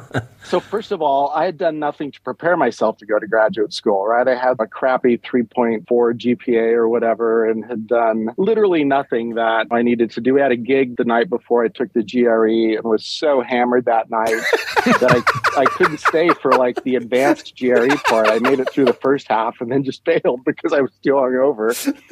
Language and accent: English; Lincoln, Nebraska, United States; In Lincoln, same place.